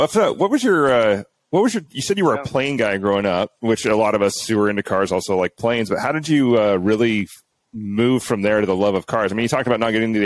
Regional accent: Arlington, Washington, United States; growing up in Arlington, Washington

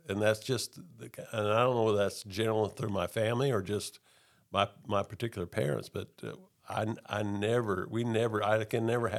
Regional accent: Texas, United States; also born or lived in Oklahoma; I grew up primarily in Texas, a little bit in Oklahoma.

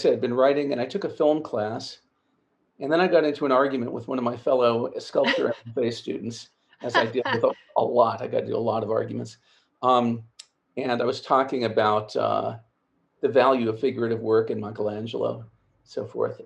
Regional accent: Laramie, Wyoming, United States; also born or lived in Italy; I was born in Laramie, Wyoming, and grew up there on and off. Part of my childhood was spent in Italy

